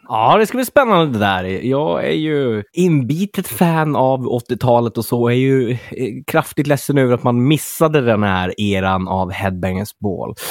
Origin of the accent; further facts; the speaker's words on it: Örnsköldsvik, Västernorrland County, Sweden; moved away; uppe i Örnsköldsvik, min hemstad